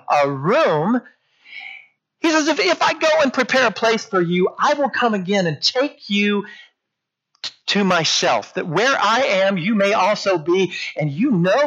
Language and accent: English; Port Isabel, Amarillo, Texas, United States; When I was in fifth grade, we moved from Port Isabel, Texas up to Amarillo.